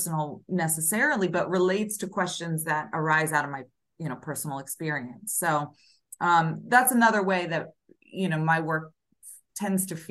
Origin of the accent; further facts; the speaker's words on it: Philadelphia, Pennsylvania, United States; moved away; I just was in Philly last weekend, where I'm from, my hometown